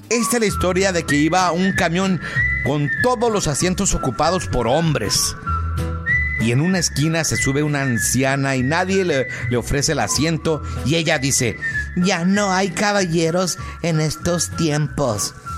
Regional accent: Mexico; nosotros los mexicanos

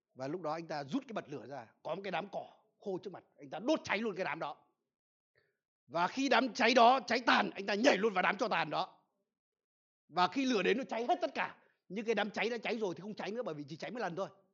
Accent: Vietnam; ở quê tôi là gần sông đáy

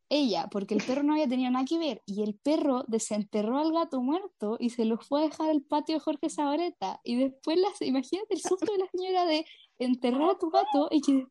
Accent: Pirque, Santiago Metropolitan, Chile; Yo cuando era chica vivía en Pirque, en una parcela

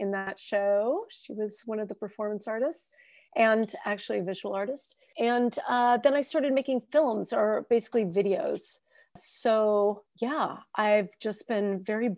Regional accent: Arizona, United States; also born or lived in New York / San Francisco / Detroit; now in Austin, United States; I am originally from New York. I've also lived in Arizona, where I, you know, grew up

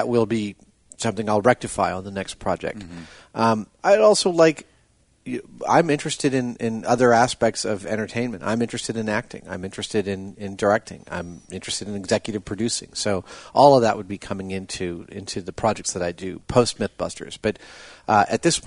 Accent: New York, United States; now in California, United States; Growing up in New York on the East Coast, from generations of East Coasters

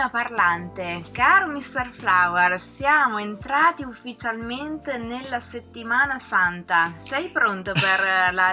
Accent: Pesaro, Marche, Italy; Radio Talpa è di Cattolica, ma noi siamo di Pesaro

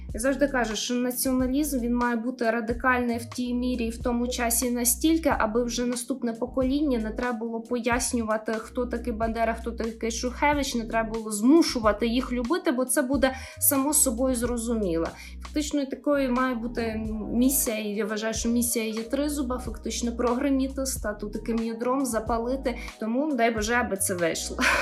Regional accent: Boyarka, Kyiv Oblast, Ukraine; люди з мого рідного міста

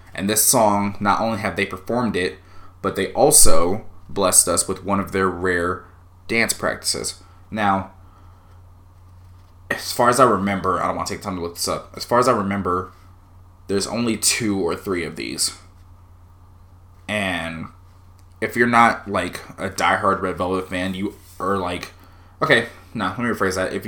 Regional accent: United States; as an American

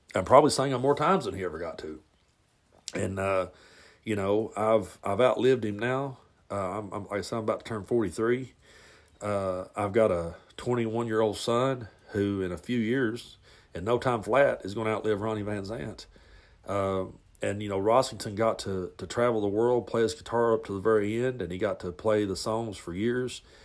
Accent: the South, United States; growing up in the South, being a Southern boy

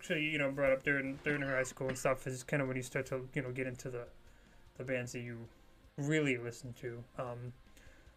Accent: Poland; I myself am Polish

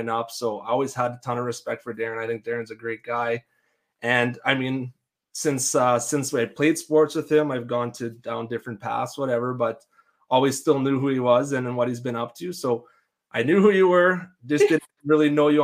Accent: Denzil, Saskatchewan, Canada; I grew up in a small town, very tight knit community. You know people from Devden, you know our town.

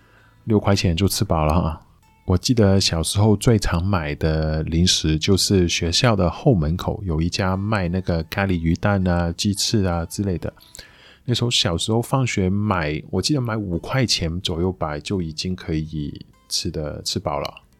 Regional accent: Macau; also born or lived in Taiwan; 在我小时候，作为一个澳门人哦

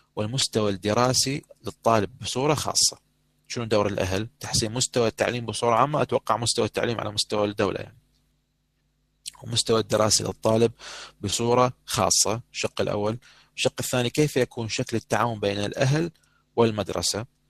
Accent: Iraq; accent: Iraqi dialect; احنا بدنا نحكي هسه لغه عربيه تحديدا لكنه او اللهجه العراقيه

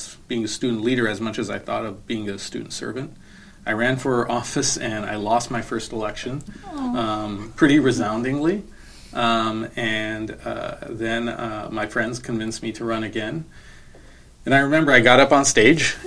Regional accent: United States; moved away; also born or lived in Boston / New Jersey; when I grew up back east, you know, I was born in Boston. I went to my kindergarten in New Jersey

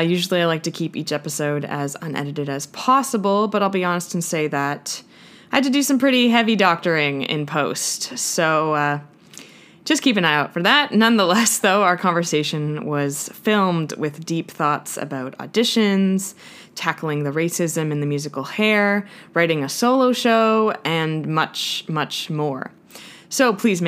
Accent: Ottawa, Ontario, Canada; now in Toronto, Canada; I'm back home in my hometown of Ottawa, which is the capital of Canada

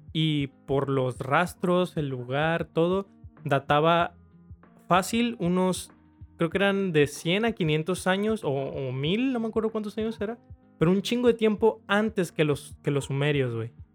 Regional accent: Mexico; como cultura mexicana

